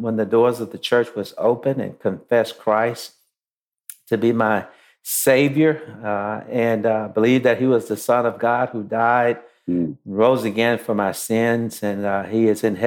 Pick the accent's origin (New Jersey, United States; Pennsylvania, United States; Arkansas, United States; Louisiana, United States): Louisiana, United States; Shreveport; now in Atlanta, United States; I was born in Shreveport, Louisiana in the early 60s